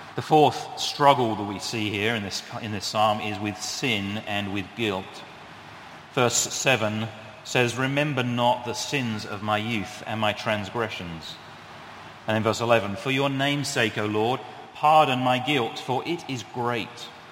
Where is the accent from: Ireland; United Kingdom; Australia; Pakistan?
United Kingdom; now in New England, United States; I am British